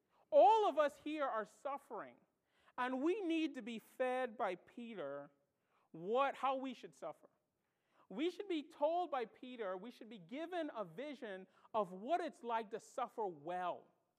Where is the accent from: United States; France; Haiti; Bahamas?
Bahamas; With their accent, and I'm from the Bahamas. I don't have much of an accent anymore.